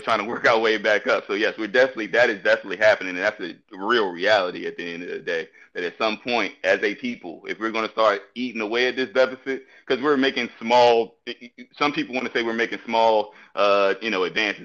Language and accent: English; Petersburg, Virginia, United States; I'm from Petersburg